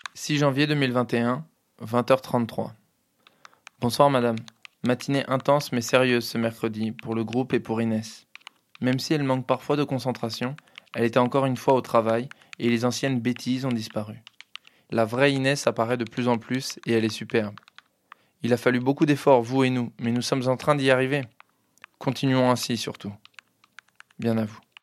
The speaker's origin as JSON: {"language": "French", "area": "Hauts-de-Seine", "region": "Île-de-France", "country": "France", "tie": "born or raised there", "said": "J'ai grandi euh, dans les Hauts-de-Seine"}